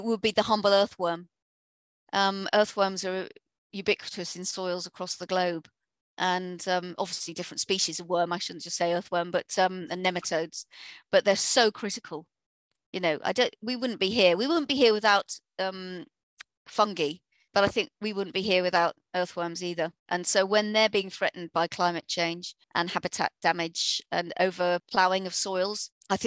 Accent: Harpenden, East of England, United Kingdom; my hometown in Hartmondon, Hertfordshire

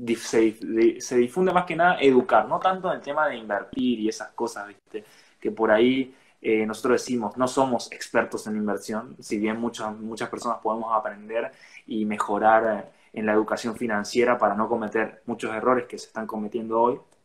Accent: Resistencia, Chaco, Argentina; soy de acá de la localidad, soy de Resistencia, Chaco.

